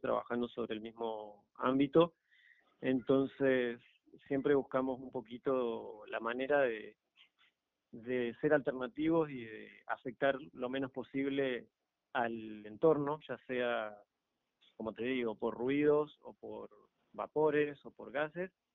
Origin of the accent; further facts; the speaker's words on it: Argentina; now in Panama; Yo soy de Argentina